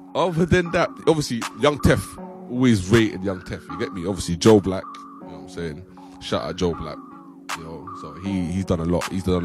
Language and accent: English; London, United Kingdom; Nah, basically, I'm from North London, Islington.